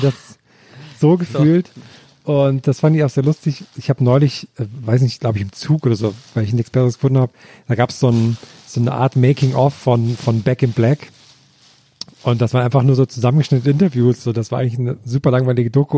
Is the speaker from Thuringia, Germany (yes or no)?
yes; Thuringian Forest, Germany; moved away; habe ich da eine Aus Ausbildung zum Bergretter gemacht im Thüringer Wald